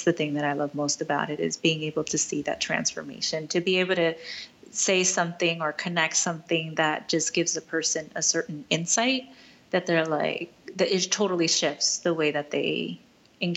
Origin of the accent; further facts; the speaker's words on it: United States; I'm Latina, I'm Mexican American